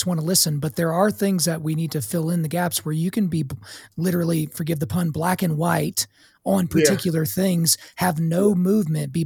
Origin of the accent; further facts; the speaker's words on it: Oklahoma, United States; I grew up in Oklahoma